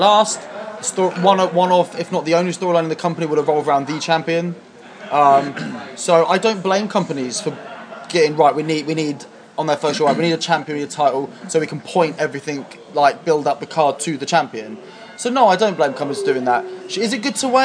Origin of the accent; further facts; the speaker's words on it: England, United Kingdom; moved away as an adult; now in Leeds, United Kingdom; originally from down south